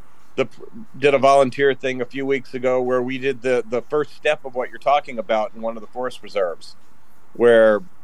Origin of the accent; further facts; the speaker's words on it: Memphis, Tennessee, United States; now in Chicago, United States; my hometown of Memphis